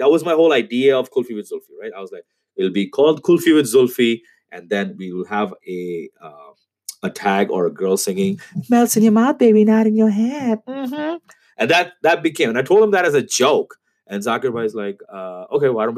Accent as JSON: {"language": "English", "town": "Karachi", "region": "Sindh", "country": "Pakistan", "tie": "born or raised there", "moved": "as an adult", "lives_now": "Toronto, Canada", "said": "I was born and raised in Karachi"}